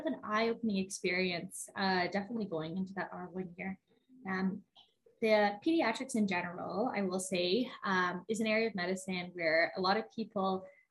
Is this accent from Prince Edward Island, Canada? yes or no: no; Edmonton, Alberta, Canada; now in Calgary, Canada; I grew up around Edmonton area